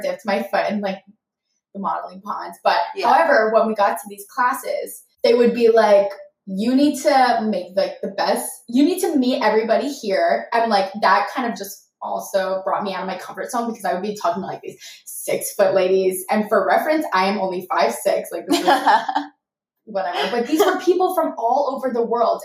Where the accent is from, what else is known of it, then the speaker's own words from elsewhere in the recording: New Jersey, United States; moved away as an adult; now in New York City, United States; I'm from New Jersey